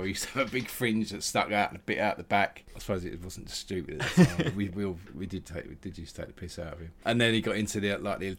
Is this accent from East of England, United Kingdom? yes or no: yes; Loughton, East of England, United Kingdom; I like the fact that I grew up in Loughton. It was good, nice area, bit of both really, bit of everything there, sort of some lots of people from that have moved out of East London, settled there, including my mum and dad